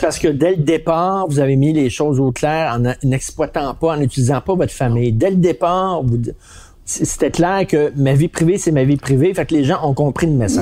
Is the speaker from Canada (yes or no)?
yes; Montreal, Quebec, Canada; Nous autres, Montréal